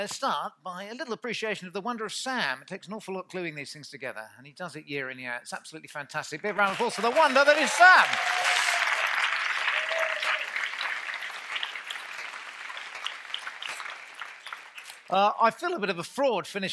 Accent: United Kingdom; we're British

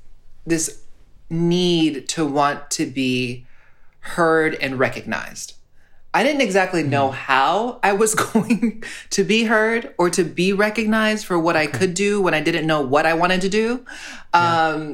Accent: Honolulu, Hawaii, United States

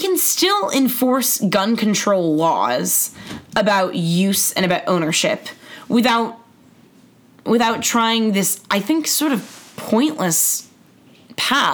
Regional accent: Los Angeles, California, United States; I am from Los Angeles

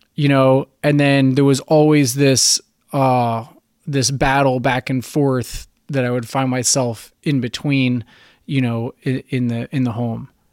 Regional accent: central New Jersey, United States; moved away as an adult; also born or lived in Virginia Beach; now in Florida, United States; I was born in New Jersey. I grew up in a beach town in central New Jersey

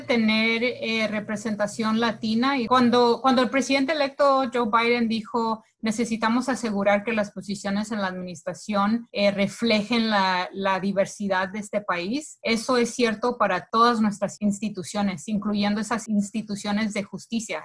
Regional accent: Colombia; now in United States; los colombianos no somos iguales que los mexicanos

